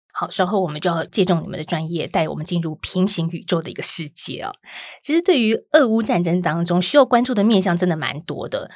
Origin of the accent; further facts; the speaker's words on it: Taiwan; 我们台湾人所常看的正体中文字